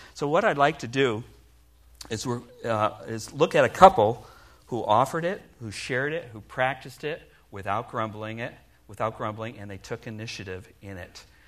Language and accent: English; Milford, Connecticut, United States; moved away as an adult; I spent the first 19 years of my life being born and raised in New England. That's right, I'm a New England boy. In fact, to be exact, I grew up in Milford, Connecticut.